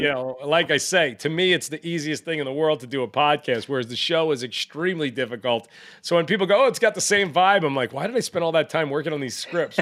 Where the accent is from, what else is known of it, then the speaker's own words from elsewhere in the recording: New York, United States; I grew up in New York